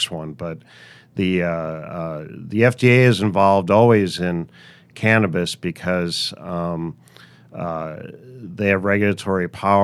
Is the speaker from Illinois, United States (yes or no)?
yes; Chicago, Illinois, United States; moved away; I grew up in beautiful Chicago, Illinois